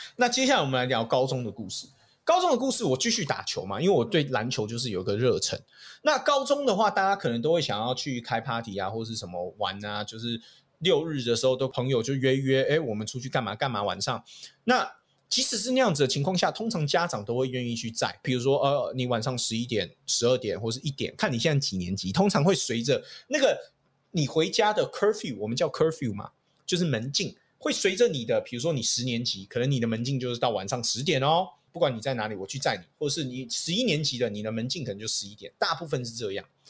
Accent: Taiwan; moved away; 自我从小在台湾小学的时候

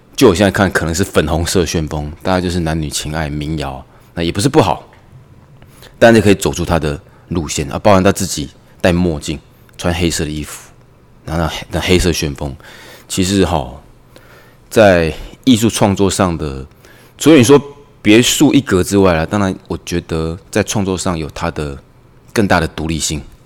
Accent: Taiwan; 我们台湾人

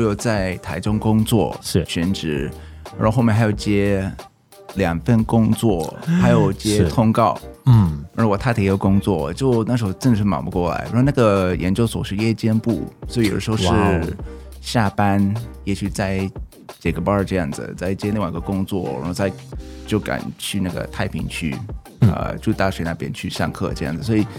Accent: North Carolina, United States; Chinese is a second language; moved away as an adult; also born or lived in Taiwan / China; 我是来自美国的北卡州的…，那之前在台湾有住过八年，在大陆也有住过八年。哇哦！然后最近啊，应该前三年就搬回去美国这样子

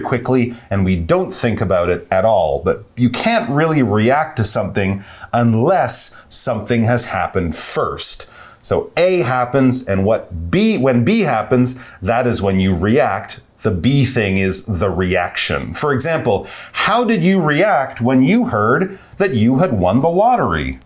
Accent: Canada; we're from Canada

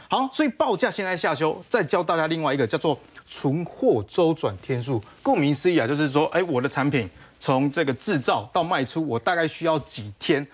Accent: Taiwan; 我们台湾人啊，其实没有那么多的耐心

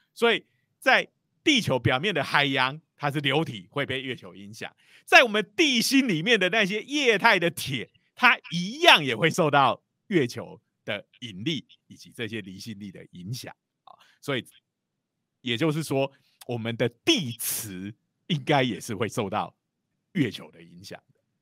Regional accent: Taiwan; 如果用我们台湾人的讲法，就是说你要看农历就对了啦

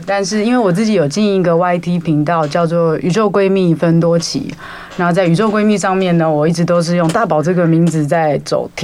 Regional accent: Taiwan; 我身为一个台湾人

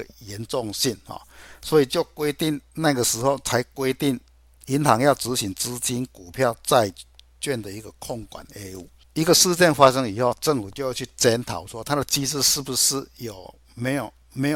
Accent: Chiayi, Chiayi City, Taiwan; 大家好，

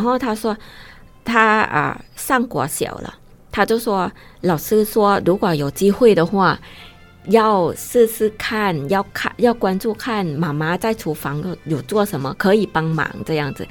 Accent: Isan, Thailand; Chinese is a second language; now in Taiwan; 我从东北部来，从一山来

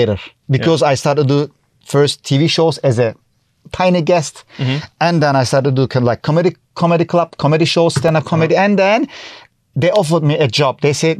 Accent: Turkey; first language Turkish; English is a second language; moved away as an adult; now in Taiwan; I'm coming from Turkey. I used to work as a travel guide in different languages. I was speaking in German.

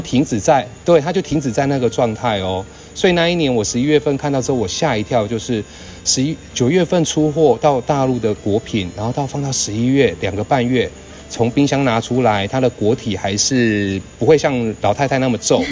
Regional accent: Taiwan; 我们台湾人喜欢吃的文旦柚

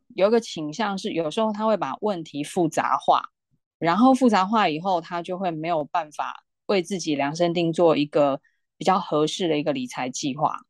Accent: Taiwan; 我们台湾人

